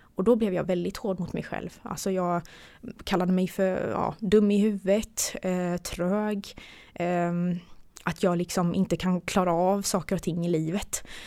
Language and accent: Swedish; Gislaved, Jönköping County, Sweden; moved away as an adult; also born or lived in Gothenburg; jag kommer från Gislaved och bodde hos mina föräldrar